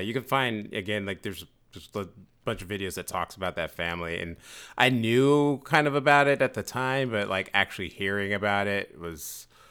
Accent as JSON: {"language": "English", "town": "San Francisco", "region": "California", "country": "United States", "said": "San Francisco"}